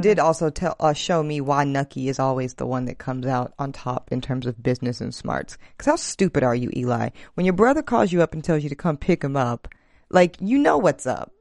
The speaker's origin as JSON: {"language": "English", "region": "the South", "country": "United States", "said": "I'm from the South"}